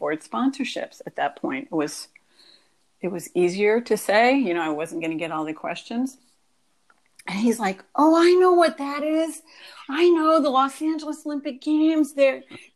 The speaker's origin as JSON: {"language": "English", "country": "France", "tie": "born or raised there", "also_born_or_lived": "Washington, D.C.", "moved": "yes", "said": "I was raised in France. I went to French schools"}